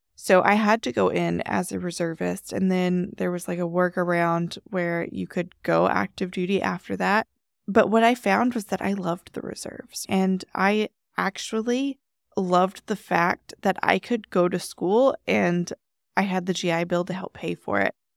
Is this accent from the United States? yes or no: yes; Texas, United States; moved away as an adult; also born or lived in Washington State; I'm from Texas